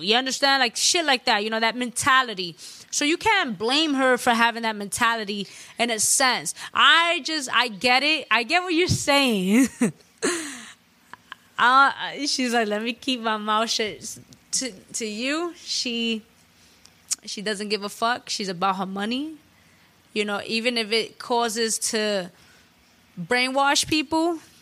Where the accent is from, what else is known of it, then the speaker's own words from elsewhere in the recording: New York City, New York, United States; I'm a Latina from the Bronx.